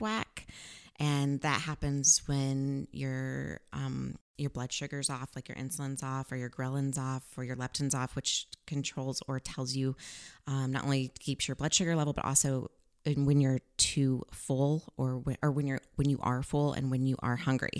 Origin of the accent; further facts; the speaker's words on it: Missouri, United States; also born or lived in Farmington, Missouri; I was born in Farmington, Missouri, and I traveled with my mom and my sister and lived in different places all over Missouri